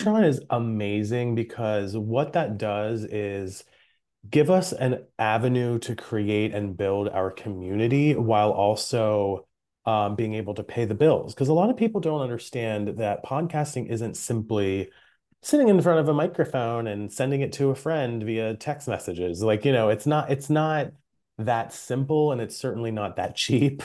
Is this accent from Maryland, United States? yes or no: yes; Maryland, United States; I'm from Maryland.